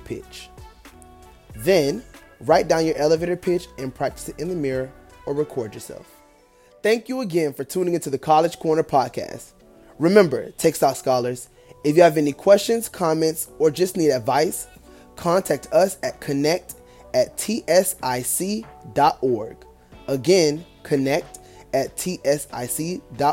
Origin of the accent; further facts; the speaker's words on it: Ocala, Florida, United States; I am from Ocala, Florida, a small city, but it's the horse capital of the world, and I take pride in my upbringing, our culture in that city